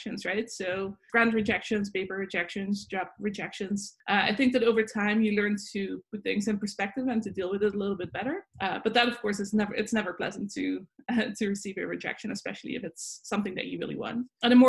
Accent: Netherlands; moved away as an adult; now in Buffalo, United States; I'm originally from the Netherlands, so I grew up there

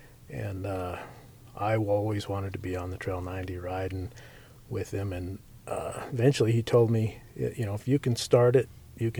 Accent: Utah, United States; also born or lived in Nevada / Mountain Home, Idaho / Montana / Phoenix; I'm 52, and basically I'm from here in Utah. My dad was in the Air Force when I was a kid, so we moved around a lot. Spent some time in Vegas, Mountain Home, Idaho, Montana, Phoenix, Germany, just lots of different places.

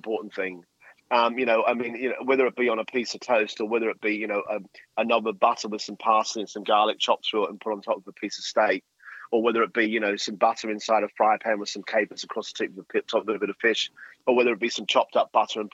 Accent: Australia; as an Aussie, and I'm very, very proud Aussie

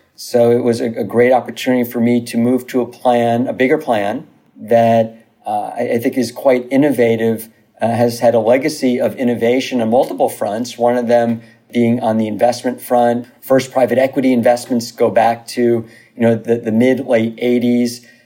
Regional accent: New Rochelle, New York, United States; moved away as an adult; now in Los Angeles, United States; originally from uh, Westchester County, from New Rochelle, New York. Uh, went to New Rochelle High School

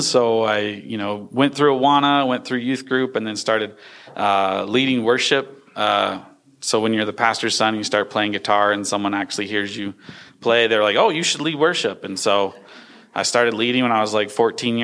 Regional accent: Lynchburg, Virginia, United States; also born or lived in outside Washington, D.C.; I was born in Lynchburg, Virginia, as he was attending Liberty University.

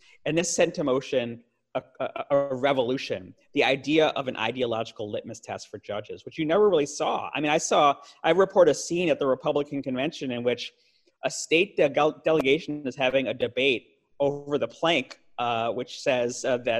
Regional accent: Chicago, Illinois, United States; Chicago, my hometown

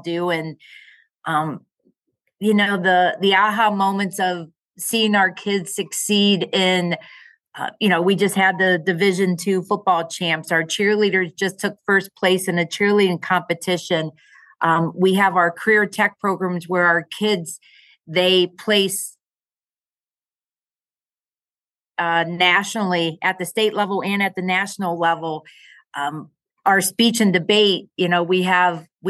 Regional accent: Massillon, Ohio, United States; also born or lived in Bowling Green; Born and raised in Massillon

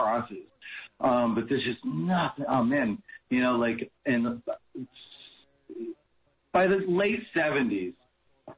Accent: Massachusetts, United States; moved away as an adult; also born or lived in New Hampshire; now in Maui, United States; I grew up in the Northeast. And so I was in Massachusetts, at the time

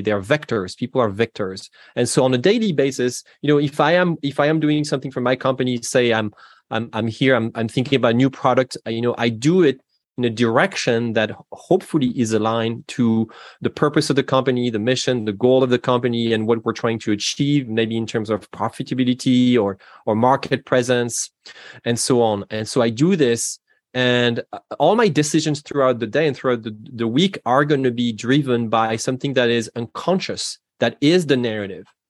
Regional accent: Normandy, France; English is a second language; moved away as an adult; now in Seattle, United States; You can hear from my accent that I'm not from the United States originally. I'm from France. I'm from Normandy, in, in fact

